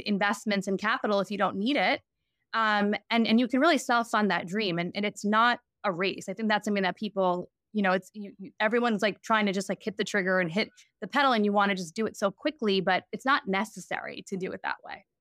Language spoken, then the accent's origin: English; New York, United States; I grew up in New York